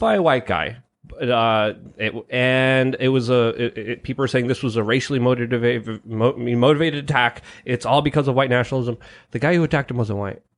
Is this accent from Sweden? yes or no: no; Poland; moved away; I was born in Poland